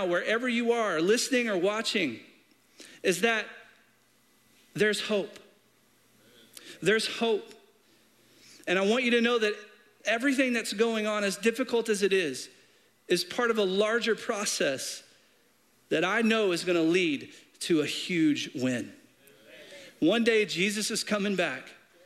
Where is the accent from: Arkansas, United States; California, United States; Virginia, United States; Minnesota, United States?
Arkansas, United States; I'm from Arkansas. I grew up in a small town right outside of Little Rock